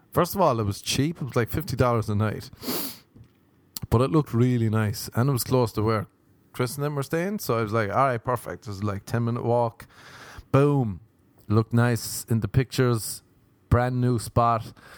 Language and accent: English; Ireland; accent: Irish; moved away; I'm Irish. I have an Irish passport